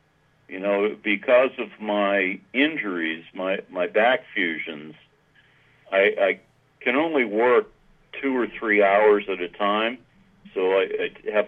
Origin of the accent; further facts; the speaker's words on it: New England, United States; And growing up in New England, I was exposed to an Ivy style of dress, and it just carried over.